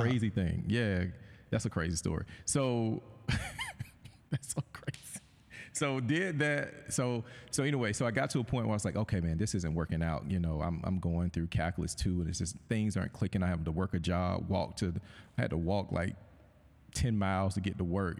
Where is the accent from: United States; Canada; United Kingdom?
United States; Thomaston, Georgia; moved away as an adult; I'm from Thomaston, Georgia. I, when I graduated high school, I wanted to get as far away from Thomaston, Georgia as I possibly could